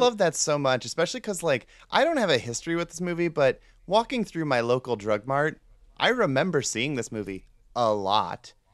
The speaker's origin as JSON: {"language": "English", "town": "Cleveland", "region": "Ohio", "country": "United States", "said": "I'm from the Cleveland area"}